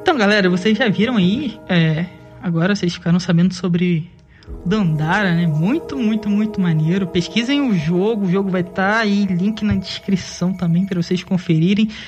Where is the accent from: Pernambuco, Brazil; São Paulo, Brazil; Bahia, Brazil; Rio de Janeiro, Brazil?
Rio de Janeiro, Brazil; Cabo Frio; eu sou de Cabo Frio, é a sétima cidade mais antiga do Brasil